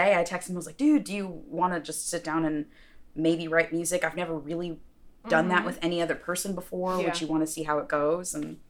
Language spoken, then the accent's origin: English; New York, United States; moved away as an adult; also born or lived in Los Angeles; I'm originally from New York.